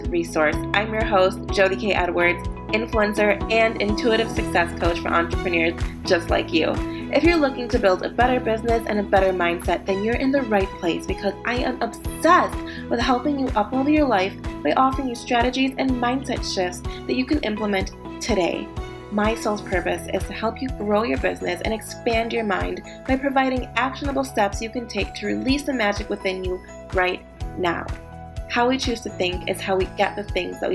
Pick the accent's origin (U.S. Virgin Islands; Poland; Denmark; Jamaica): Jamaica; moved away; I was born in Jamaica, but when I moved here